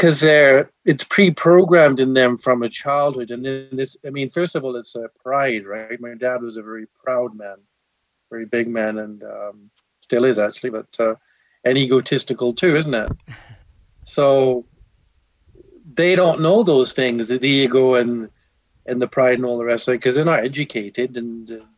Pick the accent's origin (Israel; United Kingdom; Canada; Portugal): United Kingdom; England; Being born and raised in England